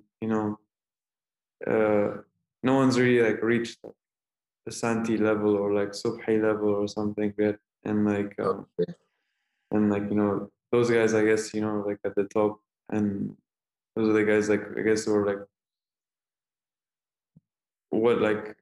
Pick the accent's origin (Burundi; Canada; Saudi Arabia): Saudi Arabia; also born or lived in Egypt; I am Egyptian, like so like as well, so like I always go back home in the summers. And so like, and like I was born in Saudi Arabia, like I just like I'm full Middle East